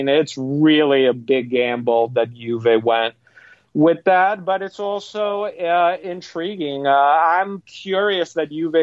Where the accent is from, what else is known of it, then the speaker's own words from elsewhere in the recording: Padua, Veneto, Italy; my hometown team in Padova